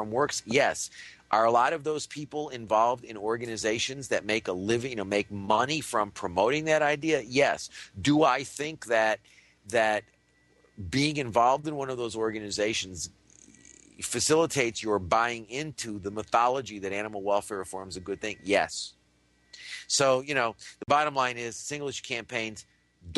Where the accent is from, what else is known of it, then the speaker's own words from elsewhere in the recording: United States; when I was a kid growing up in the United States in the 1950s and 60s